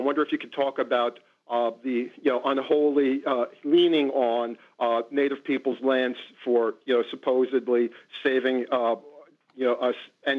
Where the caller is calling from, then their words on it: Long Island, New York, United States; on Long Island.